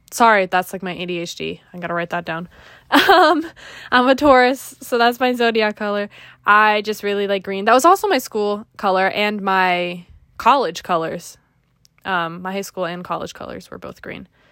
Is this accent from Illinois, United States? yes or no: no; Griswold, Connecticut, United States; I'm from Greasehold, Connecticut, which is a very small town, um, right next to the Rhode Island border, pretty close to Mystic